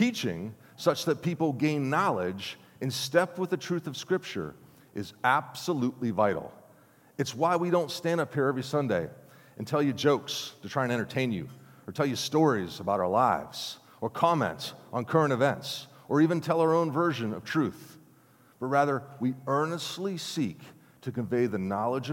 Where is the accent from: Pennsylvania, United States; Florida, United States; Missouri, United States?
Pennsylvania, United States; Grove City; moved away; I grew up in Grove City